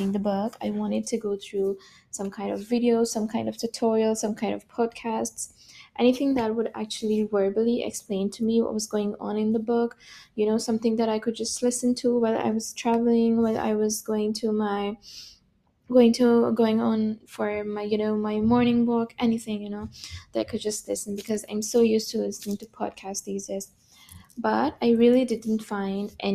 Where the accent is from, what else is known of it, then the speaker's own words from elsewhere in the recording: Pakistan; now in Berlin, Germany; I'm from Pakistan originally. Currently I'm living, studying and working in Germany. I'm in Berlin